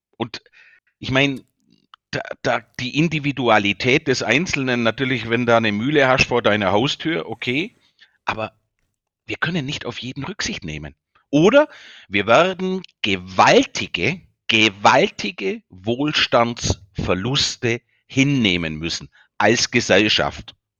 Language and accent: German; Bavaria, Germany; accent: Bavarian; an meinem Dialekt, ich bin ein Bayer